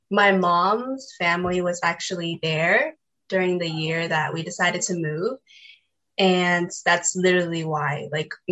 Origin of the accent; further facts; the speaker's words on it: Los Angeles, California, United States; I'm from Los Angeles, California.